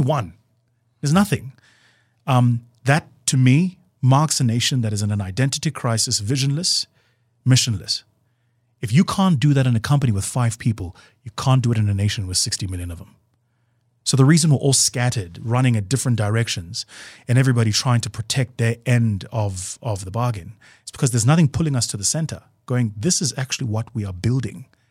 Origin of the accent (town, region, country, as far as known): South Africa